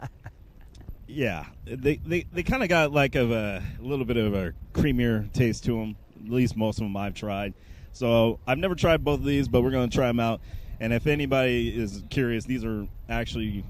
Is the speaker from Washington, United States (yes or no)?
yes; Newcastle, Washington, United States; I'm from Seattle, Newcastle. The other Newcastle